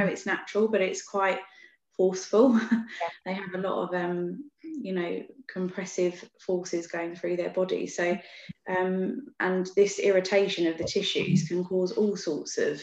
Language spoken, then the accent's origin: English; Beckenham, London, United Kingdom; I've always grown up around here as well, in Beckenham